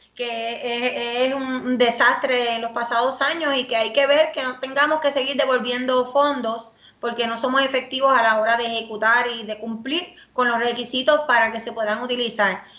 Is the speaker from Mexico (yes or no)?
no; Rincón, Puerto Rico; en mi pueblo, en Rincón.